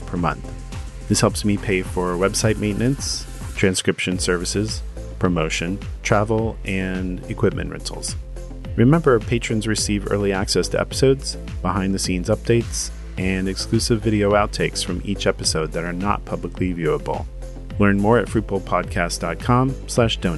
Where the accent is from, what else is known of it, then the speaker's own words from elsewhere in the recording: Derby, Kansas, United States; When I was a closeted little gay boy growing up in Derby, Kansas